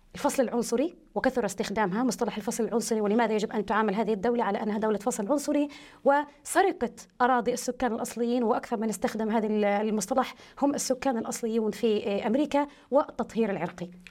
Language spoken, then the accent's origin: Arabic; United States; moved away; أعتبر الجيل الثاني أو الثالث من أبناء عائلتي أو أبناء قريتي الذين نشأوا في أمريكا